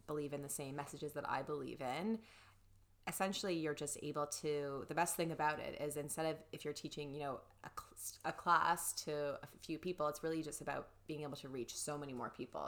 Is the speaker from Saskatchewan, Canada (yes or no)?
no; Toronto, Ontario, Canada; I'm from Toronto